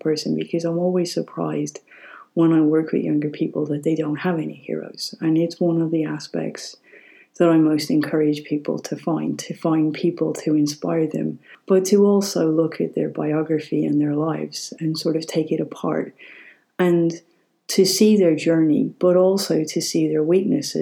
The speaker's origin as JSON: {"language": "English", "country": "Ireland", "tie": "born or raised there", "said": "growing up in Ireland"}